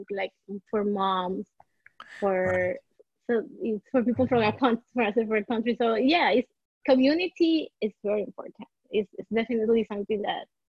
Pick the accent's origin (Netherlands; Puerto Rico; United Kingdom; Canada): Puerto Rico; now in Miami, United States; I'm born and raised in Puerto Rico, so I am part of the minority here. And I moved to Miami